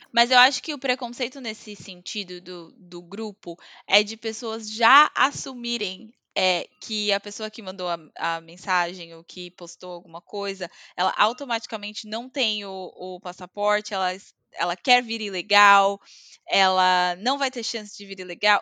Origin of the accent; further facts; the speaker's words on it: Brazil; moved away as an adult; also born or lived in Greece; now in Scotland, United Kingdom; eu sou imigrante, ou porque eu sou latina, ou porque eu sou brasileira